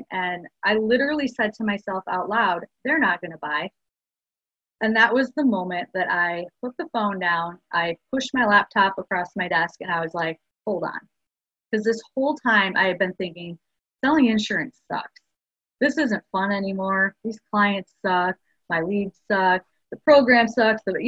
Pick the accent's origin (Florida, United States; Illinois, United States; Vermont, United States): Illinois, United States; Chicago; moved away as an adult; now in Houston, United States; I'm from Chicago and came over here to Houston